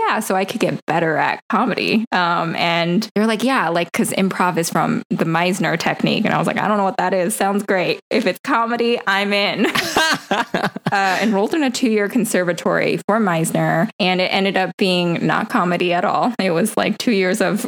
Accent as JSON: {"language": "English", "town": "Riverside", "region": "California", "country": "United States", "tie": "born or raised there", "also_born_or_lived": "New York", "moved": "as an adult", "said": "I was born and raised in California, Southern California, Riverside, California"}